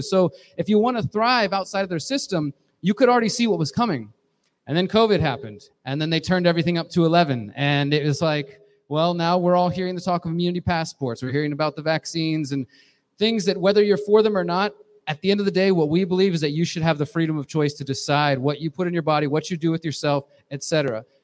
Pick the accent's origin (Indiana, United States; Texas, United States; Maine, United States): Texas, United States; Houston; moved away; I'm originally from Houston, Texas.